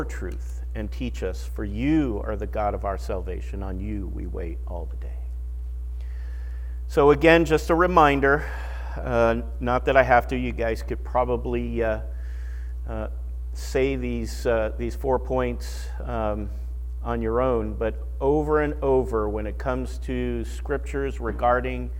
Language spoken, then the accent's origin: English; California, United States; I'm from California, where we got the Sierra Nevadas